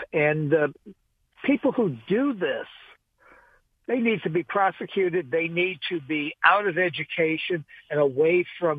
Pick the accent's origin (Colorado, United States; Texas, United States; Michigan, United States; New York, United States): New York, United States; New York City; now in Westerville, United States; I remember growing up in New York City